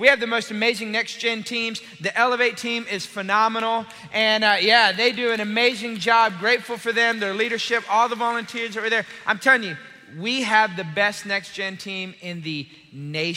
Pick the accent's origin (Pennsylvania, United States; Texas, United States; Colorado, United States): Texas, United States; Austin; moved away as an adult; I'm originally from Austin.